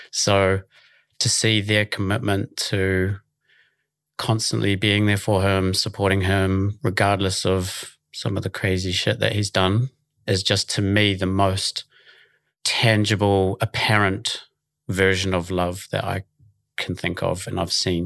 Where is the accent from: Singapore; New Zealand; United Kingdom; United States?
New Zealand; Auckland; I'm from Auckland originally, born and raised in Mount Talbot in Sandringham